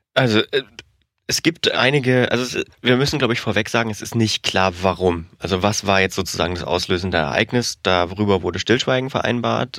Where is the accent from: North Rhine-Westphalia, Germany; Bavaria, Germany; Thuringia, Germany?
Thuringia, Germany; moved away; ich war wieder in Thüringen. Ich komme ja aus der Region, die freie, freies Wortland ist